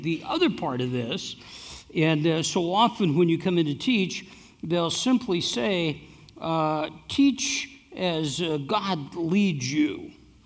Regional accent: Iowa, United States; now in Gilbert, United States; I'm from Iowa.

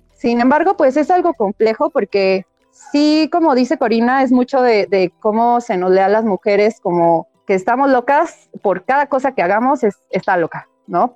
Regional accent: Chilanga, Mexico City, Mexico; No soy tan buena chilanga, pero mira, por definición lo soy

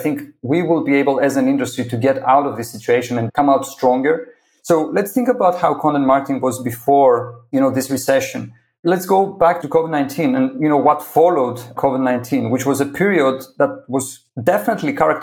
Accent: Greece; I'm originally from Greece. You know, I was born and raised there

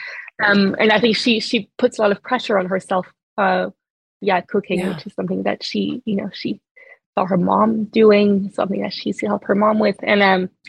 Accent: France; English is a second language; moved away as an adult; also born or lived in New York, United States; now in United Kingdom; I grew up in France

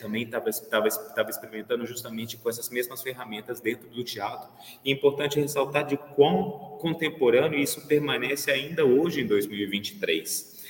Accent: Belo Horizonte, Minas Gerais, Brazil; moved away; also born or lived in Vienna / France; nasci em Belo Horizonte em 1982

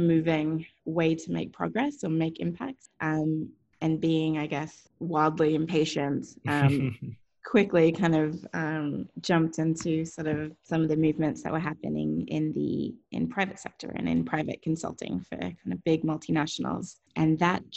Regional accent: Australia; also born or lived in Asia Pacific region; I was born and raised in Australia, very proud Aussie, and feel very, very fortunate to be sort of raised there.

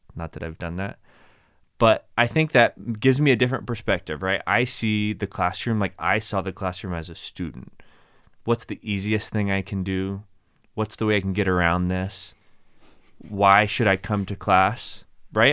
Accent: Plano, Texas, United States; moved away as an adult; also born or lived in Abilene, Texas / Kentucky; now in Las Vegas, United States; Born and raised in Dallas, Texas. Technically Plano, Texas

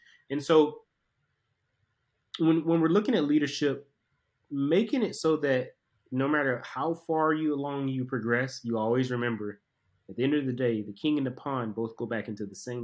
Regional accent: Southeast Georgia, United States; I'm a kid from Southeast Georgia, inner city

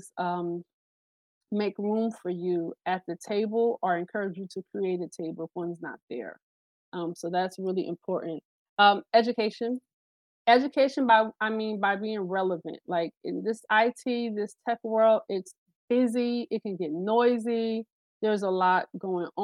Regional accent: New Jersey, United States; I'm from Jersey.

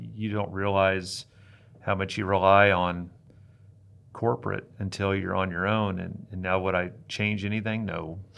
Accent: Hastings, Nebraska, United States; I was living in my hometown, Hastings, Nebraska

